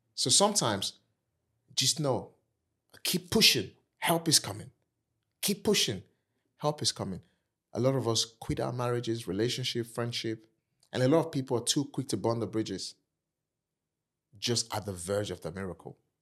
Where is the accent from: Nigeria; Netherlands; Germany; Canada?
Nigeria; accent: African; moved away as an adult; also born or lived in Kent, United Kingdom; now in United Kingdom; I'm African, I'm Nigerian